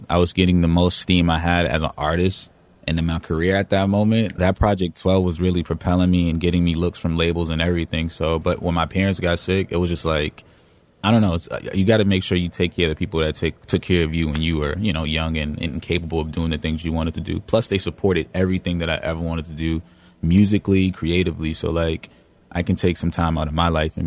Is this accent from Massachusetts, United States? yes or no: yes; Boston, Massachusetts, United States; I grew up in Dorchester, specifically off of Geneva Ave